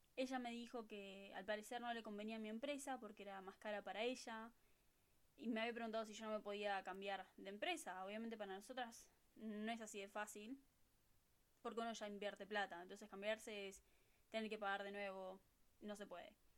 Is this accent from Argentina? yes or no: yes; Buenos Aires, Argentina; first language Spanish; moved away as an adult; now in California, United States; de Buenos Aires, Argentina